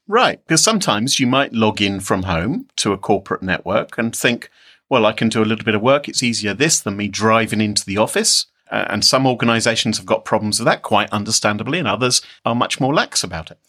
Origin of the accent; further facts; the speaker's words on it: United Kingdom; I'm British